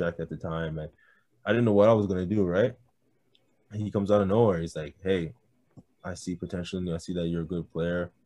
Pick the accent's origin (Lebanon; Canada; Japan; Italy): Canada; Brampton, Ontario; I'm from Brampton.